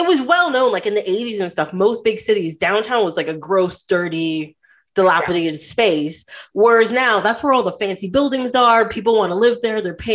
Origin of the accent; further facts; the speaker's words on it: Trinidad & Tobago; I'm from Trinidad, a Caribbean country.